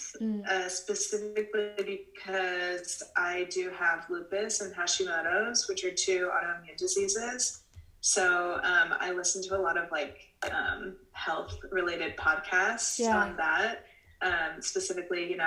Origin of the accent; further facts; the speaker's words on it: Houston, Texas, United States; moved away as an adult; now in Orem, United States; I was born and raised in Houston, Texas